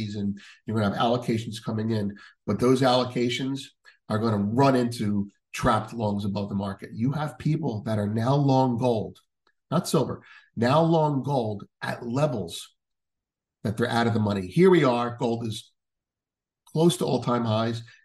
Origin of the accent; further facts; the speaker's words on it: United States; speaking as an American